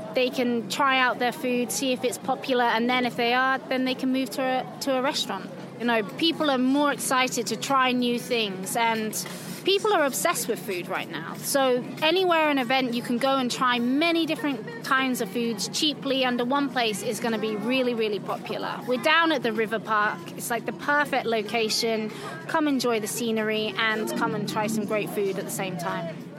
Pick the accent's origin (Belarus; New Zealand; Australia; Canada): Belarus; I'm from Belarus.